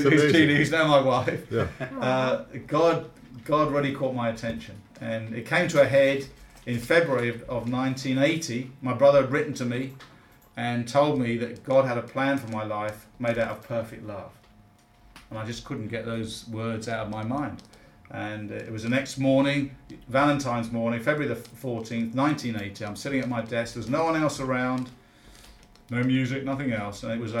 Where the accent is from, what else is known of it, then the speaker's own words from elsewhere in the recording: London, United Kingdom; born there; No, actually from the UK. And Cockney by birth, born in the sound of Bow Bells. I haven't got a Cockney voice, mind you.